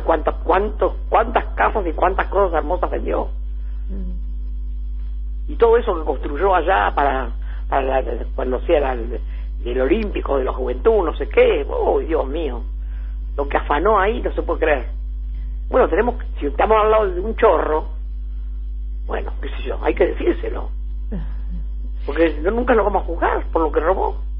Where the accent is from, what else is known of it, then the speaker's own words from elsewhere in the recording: Ensenada, Buenos Aires Province, Argentina; la casa donde yo nací la tiene la, municipalidad de Ensenada